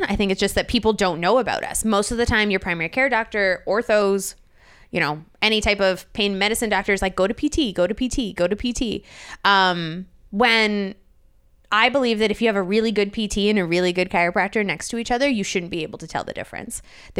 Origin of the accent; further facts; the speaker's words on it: Canada; It comes out if I'm with people from Canada. So if I'm like with a bunch of my friends from home or if I'm there for the weekend, you'll notice it.